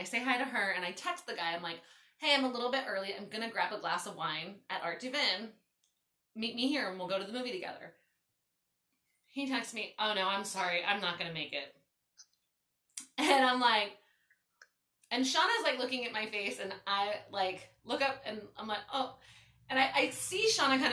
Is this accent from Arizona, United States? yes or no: no; Baltimore, Maryland, United States; moved away as an adult; now in California, United States; I grew up in Baltimore